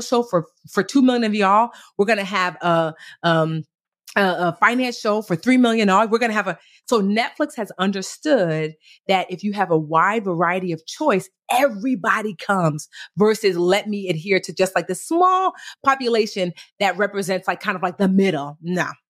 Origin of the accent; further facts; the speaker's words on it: New Jersey, United States; I was born in Jersey, but both of my parents were born in Nigeria